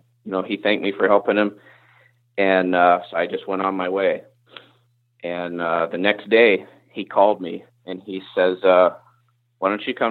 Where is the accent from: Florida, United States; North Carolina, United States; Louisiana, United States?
North Carolina, United States; moved away as an adult; also born or lived in Indiana; now in Iowa, United States; the South where I grew up